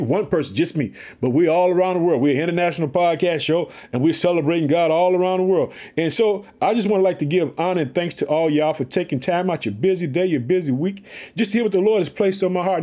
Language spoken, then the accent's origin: English; Illinois, United States; also born or lived in Chicago; The state of Illinois, which is my home state, I reside in the city of Chicago.